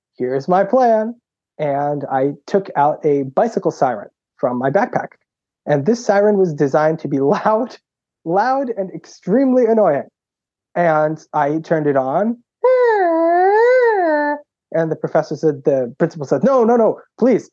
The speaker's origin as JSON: {"language": "English", "town": "Boston", "region": "Massachusetts", "country": "United States", "tie": "born or raised there", "said": "I grew up in Boston and then just went to public school"}